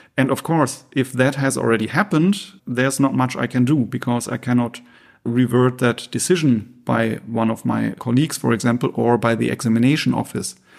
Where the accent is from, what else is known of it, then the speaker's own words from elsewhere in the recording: Essen, North Rhine-Westphalia, Germany; moved away as an adult; also born or lived in Münster; I grew up in Essen in the Ruhrgebiet and lived there for eighteen years before moving to Münster